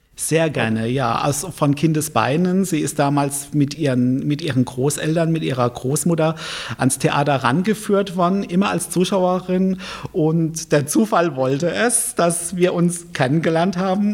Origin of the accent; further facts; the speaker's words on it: Mannheim, Baden-Württemberg, Germany; moved away as an adult; also born or lived in Viernheim; now in Palatinate, Germany; geboren bin ich in Mannheim, Aufgewachsen bin ich äh, zum größten Teil in Kefferdal